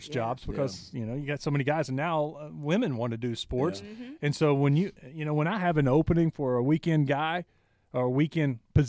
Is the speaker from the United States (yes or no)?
yes; East Texas, United States; moved away as an adult; also born or lived in Victoria, Texas; now in Arkansas, United States; Growing up in East Texas